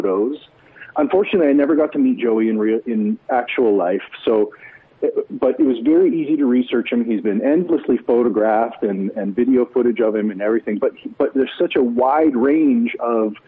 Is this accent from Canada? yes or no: yes; Edmonton, Alberta, Canada; I'm a hometown boy. I was born in Edmonton. I grew up here. I remain here for my career